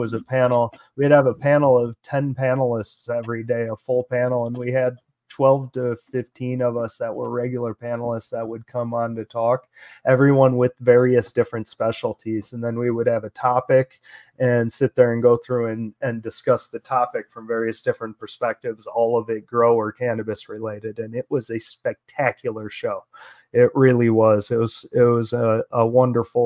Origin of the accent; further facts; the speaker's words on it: Oscoda, Michigan, United States; moved away; I grew up in Oscoda, up in northern Michigan